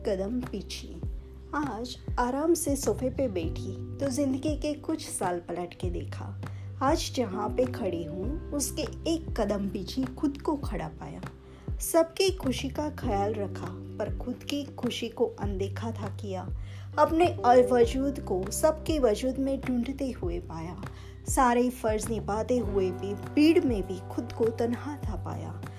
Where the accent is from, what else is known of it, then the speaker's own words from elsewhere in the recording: Dar es Salaam, Tanzania; मैं दारसलाम टांजानिया से हूँ